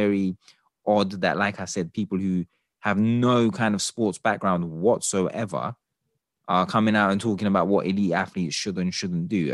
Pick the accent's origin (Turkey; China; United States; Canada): Turkey; I'm from Turkey myself